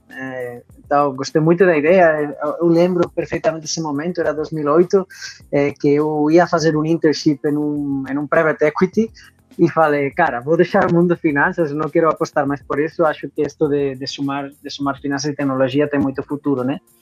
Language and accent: Portuguese; Barcelona, Catalonia, Spain; Portuguese is a second language; moved away as an adult; also born or lived in London; now in Brazil; eu eh, sou de Barcelona, sou espanhol, eh, de origem. Agora já acolhido pelo Brasil